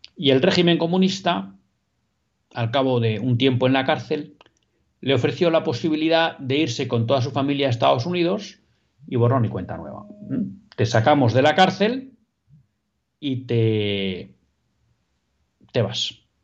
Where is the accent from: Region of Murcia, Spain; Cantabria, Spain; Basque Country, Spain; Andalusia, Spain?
Basque Country, Spain; yo también soy vasco como usted, aunque no nacionalista